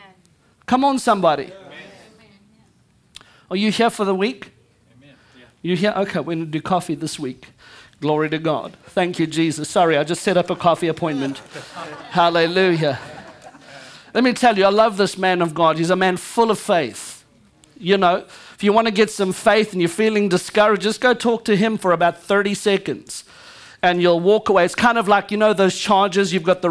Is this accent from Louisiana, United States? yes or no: yes; Louisiana, United States; I'm Cajun, just like every one of y'all.